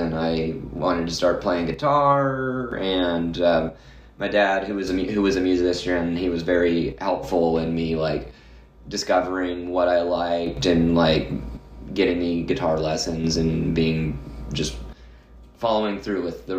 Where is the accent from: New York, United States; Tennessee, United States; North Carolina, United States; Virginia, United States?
Tennessee, United States; Nashville; I'm born and raised in Nashville.